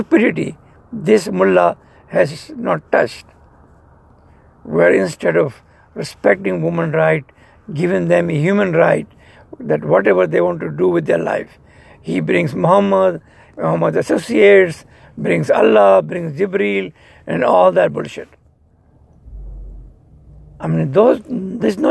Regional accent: Pakistan

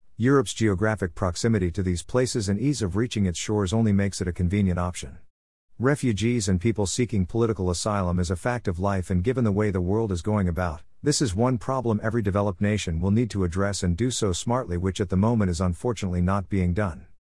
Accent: Mumbai, Maharashtra, India; born and brought up in Mumbai

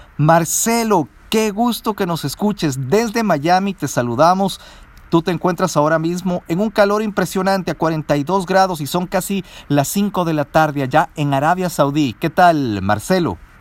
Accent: Ecuador; lo que nosotros estamos acostumbrados como latinos, como ecuatorianos.

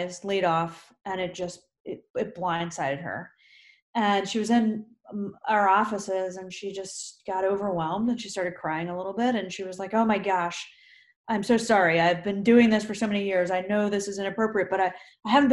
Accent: Kutztown, Pennsylvania, United States; I grew up in Kutztown

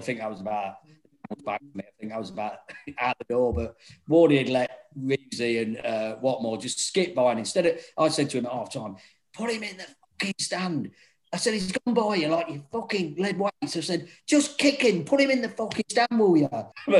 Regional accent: Grantham, East Midlands, United Kingdom; Oh, Grantham.

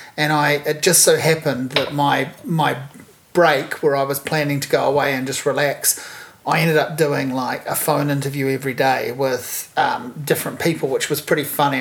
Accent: Hawke's Bay, New Zealand; moved away; growing up in Hawke's Bay

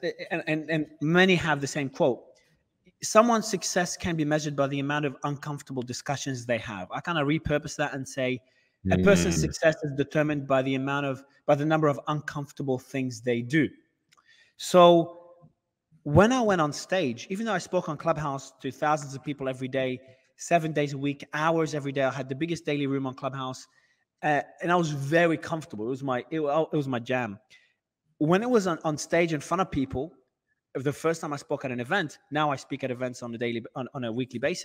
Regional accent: Australia; moved away as an adult; also born or lived in Lebanon; now in Dubai, United Arab Emirates; I was born in Lebanon. I migrated to Australia as a kid back in primary school. So I've lived in Australia all my life

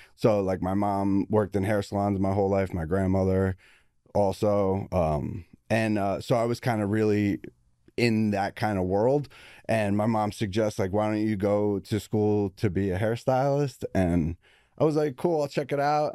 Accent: Belleville, New Jersey, United States; I was born in Belleville, New Jersey

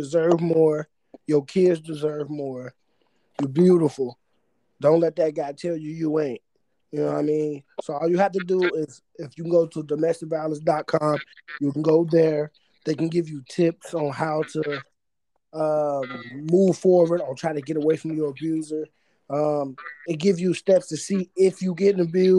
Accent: Cincinnati, Ohio, United States; I grew up here in the Natty

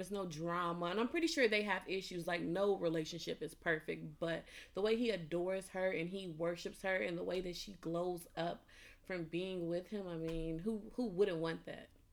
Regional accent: Chicago, Illinois, United States; now in England; I'm from Chicago

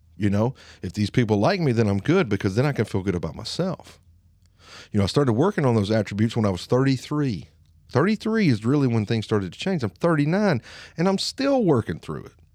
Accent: Lawrence County, Alabama, United States; accent: Alabama twang; I sound like a redneck. I sound like I'm from Lawrence County. I have an Alabama twang.

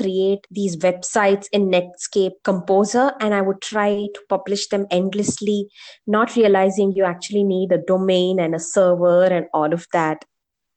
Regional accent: Bangalore, Karnataka, India; I'm from Bangalore, born and brought up here

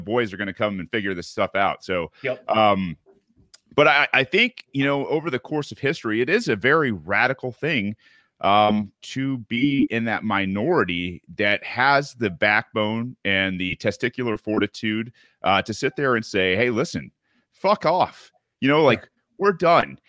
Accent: Michigan, United States; moved away; I, am Midwestern raised. Uh, you know, my parents were. Uh, I'm from Michigan originally

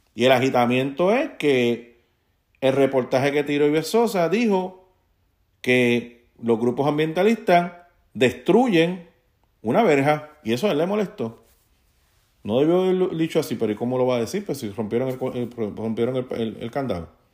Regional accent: Puerto Rico; moved away; also born or lived in Bayamón, Puerto Rico; yo como puertorriqueño

